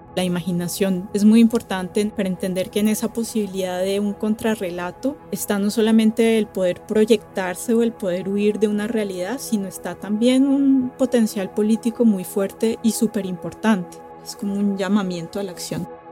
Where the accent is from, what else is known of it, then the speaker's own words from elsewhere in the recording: Bogotá, Colombia; now in France; yo crecí en Bogotá